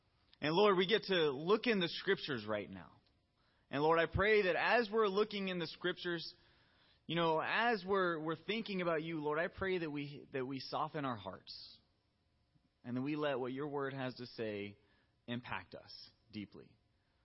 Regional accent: the South, United States; I'm from the South

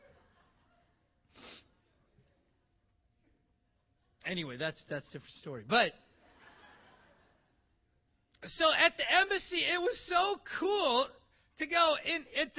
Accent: Iowa, United States; moved away as an adult; also born or lived in Toronto, Canada; I was born in Iowa, so I'm an American

